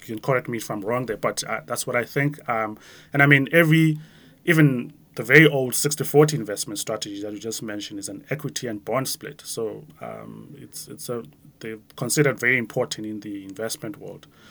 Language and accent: English; Grahamstown, Eastern Cape, South Africa; moved away; me growing up in a small town, like my hometown in Grahamstown, where I was a kid